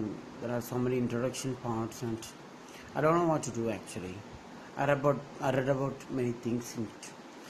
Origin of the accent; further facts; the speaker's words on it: Kerala, India; I'm from India, and I'm from especially from Kerala.